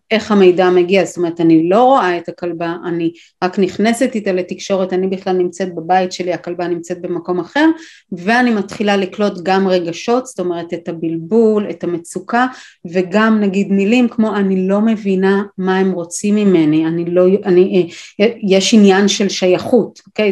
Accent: Israel; גדלתי בקיבוץ עם כלבת זאב

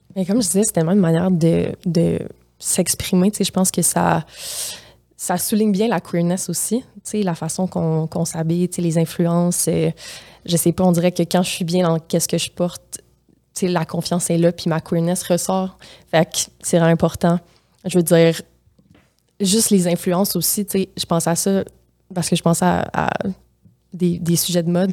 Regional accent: Matane, Quebec, Canada; accent: Gaspésien; now in Montreal, Canada; je viens de la Gaspésie

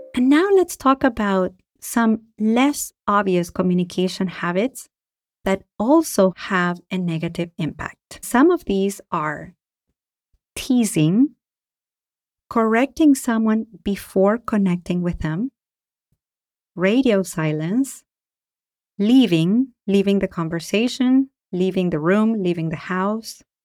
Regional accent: Argentina; now in United States; I am from Argentina and I live in the United States

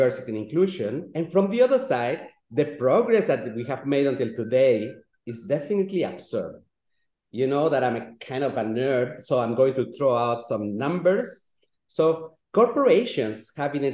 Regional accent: Switzerland; also born or lived in Latin America; I was born in Latin America, and thanks to the efforts of a little lady, my mother, I could end up in Switzerland, and I grew up in Europe

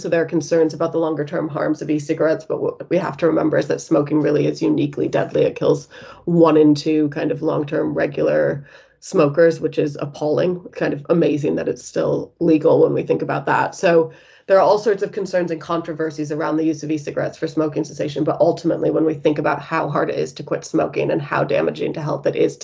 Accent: United States; now in United Kingdom; as you might be able to tell from my accent, I'm originally from the States

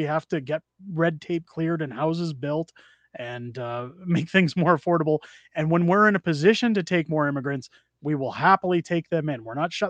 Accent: Canada; And I don't agree with separation because I love being a Canadian

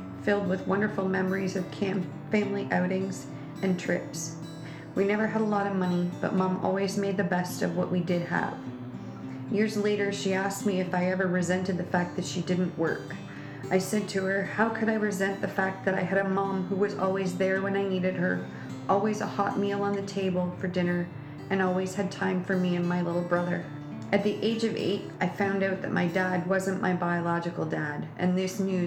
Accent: Kincardine, Ontario, Canada; I was born and raised in Kincardine

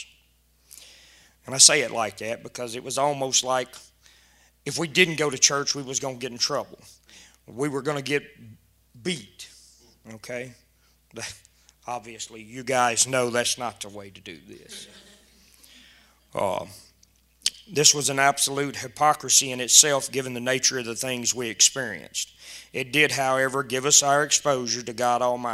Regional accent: South Louisiana, United States; now in Doyline, United States; I'm from Doyleene. I'm originally from South Louisiana.

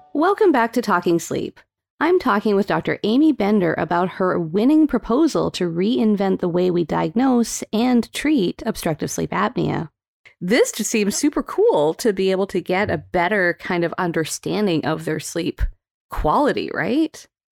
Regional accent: Calgary, Alberta, Canada; moved away; I was born in, raised in Calgary, Alberta

